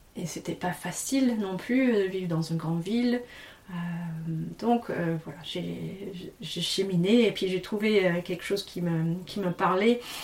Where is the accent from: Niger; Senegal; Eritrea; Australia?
Australia; Tasmania; also born or lived in Paris region, France / Central Brittany, France; now in France; J'ai grandi en Tasmanie